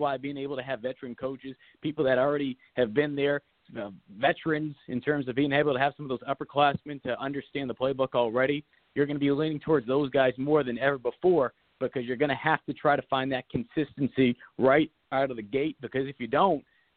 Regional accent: Massachusetts, United States; now in South Carolina, United States; growing up in Massachusetts

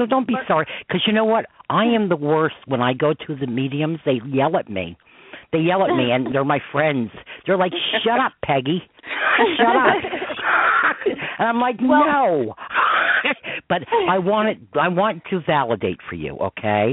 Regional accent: New York, United States; accent: New York; I live in the country part of New York. I am not a New Yorker. I mean, I'm born here, but I'm not a New Yorker

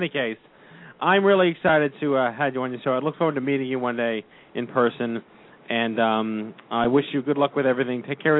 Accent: New York City, New York, United States; I grew up on Staten Island. We have the Staten Island Mall.

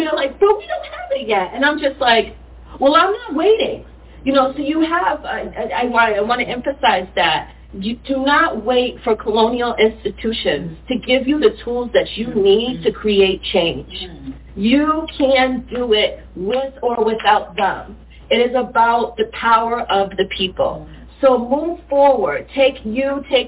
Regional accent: Brockton, Massachusetts, United States; also born or lived in Cambridge; I grew up in Brockton

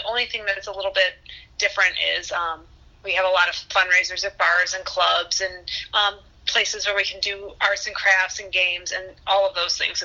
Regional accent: Huntington Woods, Michigan, United States; also born or lived in West Bloomfield, Michigan; now in Ferndale, United States; I grew up in Huntington Woods, and then around middle school time, my mom changed her job, and she ended up out in West Bloomfield

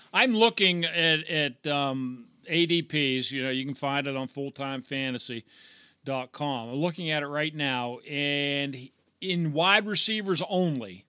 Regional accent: Pittsburgh, Pennsylvania, United States; we're from the Pittsburgh area

